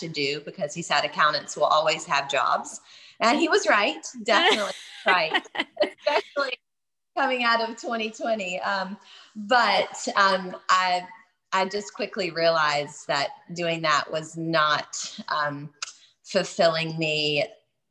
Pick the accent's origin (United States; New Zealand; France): United States; New Orleans, Louisiana; I'm from New Orleans